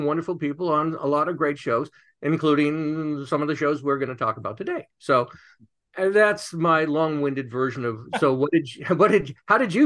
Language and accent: English; Los Angeles, California, United States; I grew up here in Los Angeles, and even weirder than that, on the wrong side of the tracks in Beverly Hills